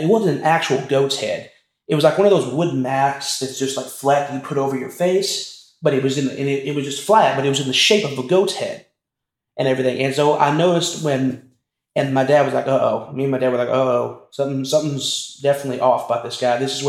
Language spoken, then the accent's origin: English; Texas, United States; now in Lubbock, United States; we're from Texas, in a small town in Texas